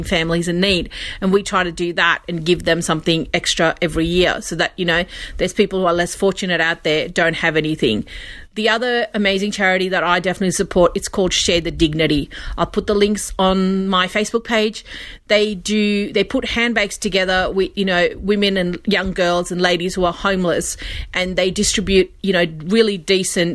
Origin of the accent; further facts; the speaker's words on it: India; now in Australia; when I was growing up in India